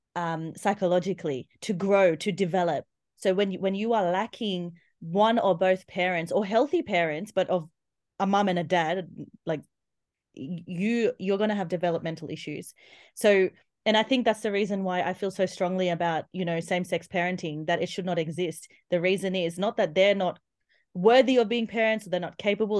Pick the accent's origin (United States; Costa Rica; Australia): Australia; accent: Aussie; I'm Indian, born in Australia